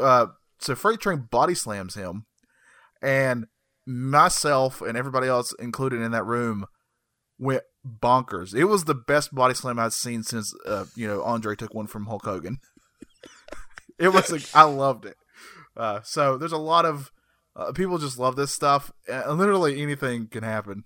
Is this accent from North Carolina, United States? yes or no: yes; Burke County, North Carolina, United States; I live in North Carolina. I was born in North Carolina. Guess which county? Burke County